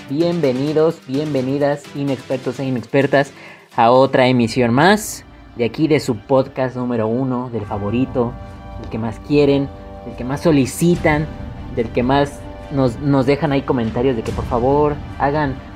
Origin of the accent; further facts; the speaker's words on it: Mexico; Como buen mexicanos que somos